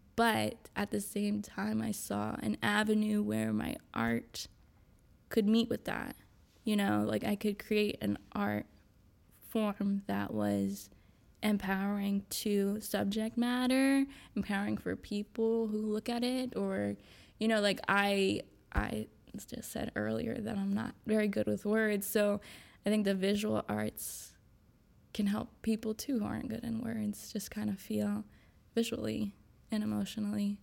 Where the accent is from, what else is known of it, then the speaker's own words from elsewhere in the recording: Winston-Salem, North Carolina, United States; also born or lived in New York / Wilmington, North Carolina; I'm originally from New York, um, but I moved here when I was pretty young, um, and I've moved, I live in Winston, um, pretty much my whole childhood